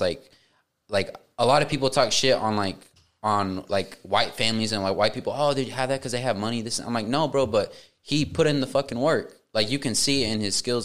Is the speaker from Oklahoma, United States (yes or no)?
yes; Tuttle, Oklahoma, United States; I grew up in Tuttle